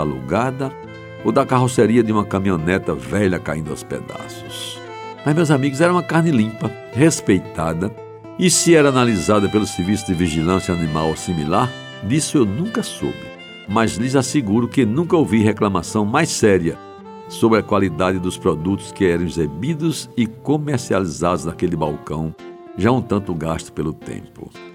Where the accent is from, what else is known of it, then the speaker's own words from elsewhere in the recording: João Pessoa, Paraíba, Brazil; cresci em Jaguaribe